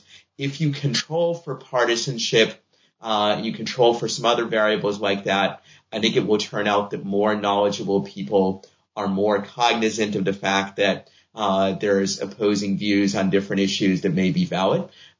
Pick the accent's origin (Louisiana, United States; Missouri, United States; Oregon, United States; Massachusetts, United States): Massachusetts, United States; Boston; I'm a Red Sox fan because I grew up in Boston